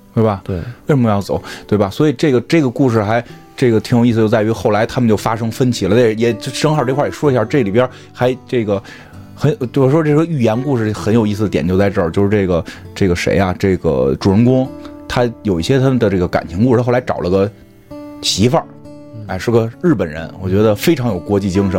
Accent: China; 我们中国人

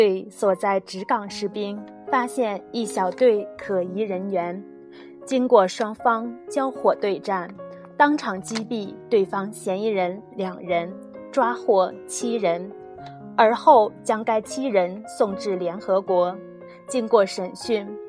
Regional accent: Genhe, Inner Mongolia, China; 我们家乡自己的微信公众平台“掌上根河”

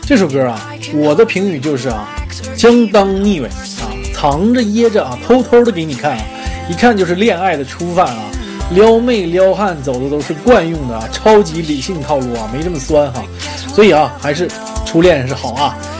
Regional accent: Northeast China, China; 我是东北人，冬天没有麻雀啊，早冻死了啊

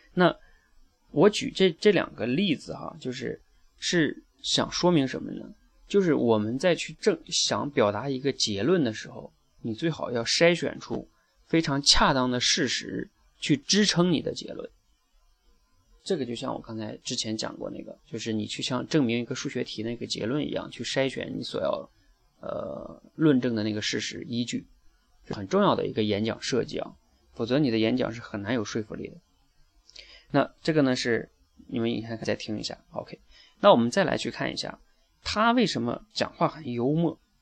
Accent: Northeast China, China; 我是东北人

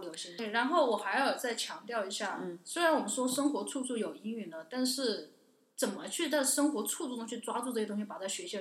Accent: China; moved away as an adult; 我来自，我是中国人

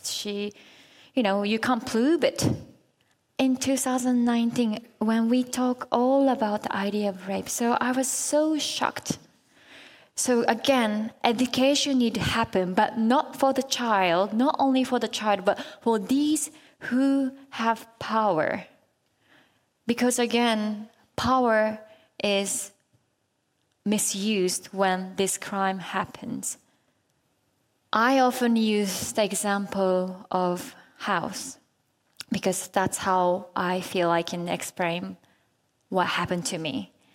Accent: Japan; it was in Japan, my home country

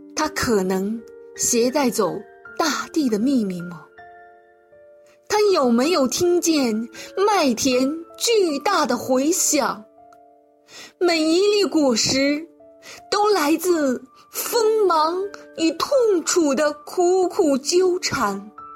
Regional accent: Xi'an, Shaanxi, China; 我是来自西安的诗人

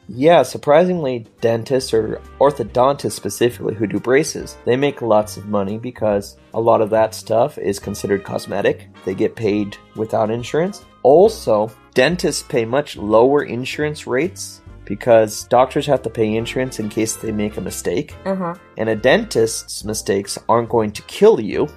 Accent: United States; I as an American

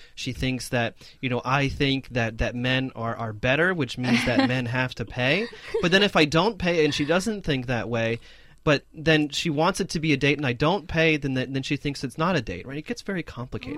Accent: United States; as an American, not not as a Chinese person

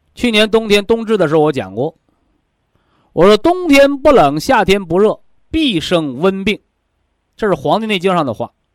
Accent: China; 我们都是中国人

